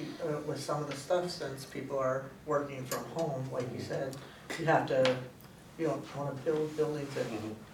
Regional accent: Pittsburgh, Pennsylvania, United States; now in Spring Lake Park, United States; I'm from Pennsylvania, Pittsburgh.

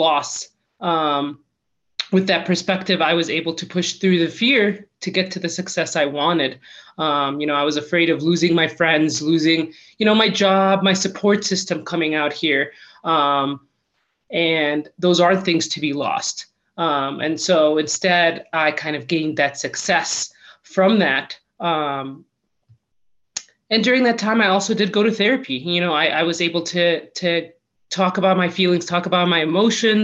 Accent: Michigan, United States; born or raised there; moved away as an adult; now in Colorado, United States

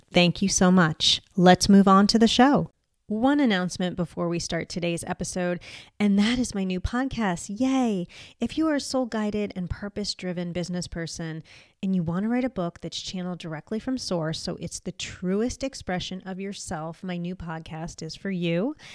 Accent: United States; moved away; I'm American

